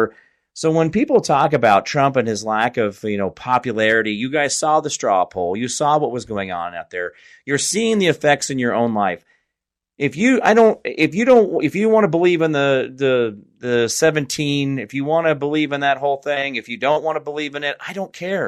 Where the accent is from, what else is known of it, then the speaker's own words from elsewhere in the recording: Kansas, United States; now in East Tennessee, United States; I'm a guy from Kansas and I'm living in East Tennessee right now